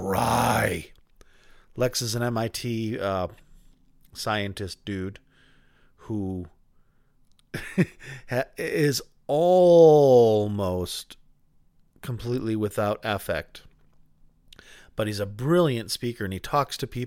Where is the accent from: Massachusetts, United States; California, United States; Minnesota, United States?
Massachusetts, United States; Boston; We're both from the Boston area and from the same time